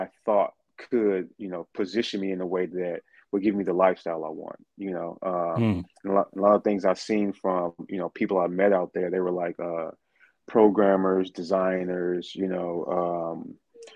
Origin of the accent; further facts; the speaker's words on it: St. Louis, Missouri, United States; moved away; I'm originally from St. Louis, Missouri. So I'm originally from the States